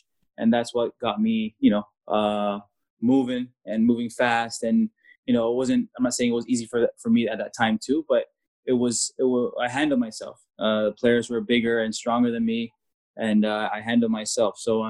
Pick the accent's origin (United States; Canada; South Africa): Canada; And as a foreigner, as a Canadian at that time